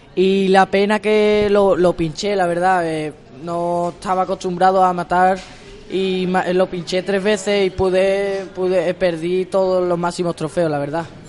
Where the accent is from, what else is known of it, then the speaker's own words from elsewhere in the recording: Constantina, Andalusia, Spain; also born or lived in Seville; la Virgen de mi pueblo, que es la Virgen de Robledo, de Constantina